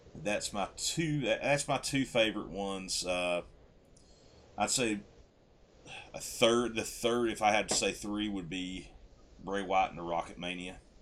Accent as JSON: {"language": "English", "region": "West Virginia", "country": "United States", "said": "I'm from West Virginia"}